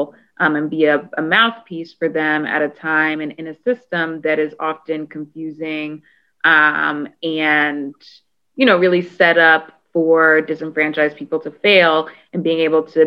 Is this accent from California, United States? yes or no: no; Annapolis, Maryland, United States; I am born and raised in Maryland. I'm originally from Annapolis